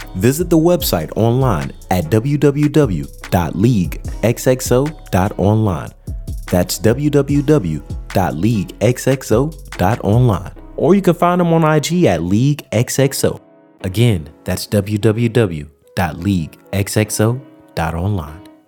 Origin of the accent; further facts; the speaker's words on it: South Carolina, United States; now in California, United States; I'm from the South with an F. Okay. I'm from South Carolina